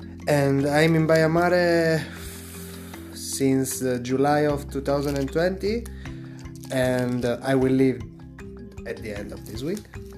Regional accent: Italy; moved away as an adult; now in Baia Mare, Romania; I'm a volunteer from Italy, 22 years old, fresh 22 years old, and I'm in baia mare since July of 2020

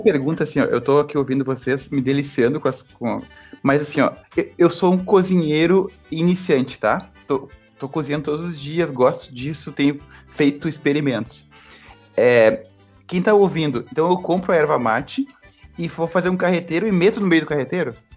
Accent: Brazil

